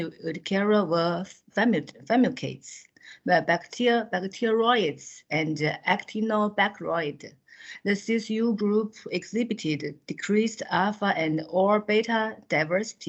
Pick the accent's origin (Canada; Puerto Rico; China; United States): China; from China. I'm a dermatologist from Xiangya Hospital, Central South University, which is located in Hunan province of China